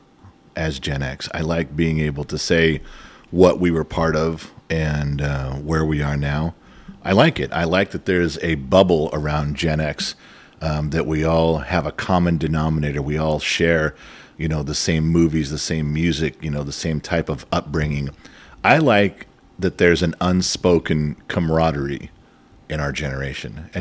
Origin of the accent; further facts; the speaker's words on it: Los Angeles, California, United States; also born or lived in Sun Valley, California; I grew up in Van Nuys, 7738 Allot Avenue and 10454 Latuna Canyon Road in Sun Valley.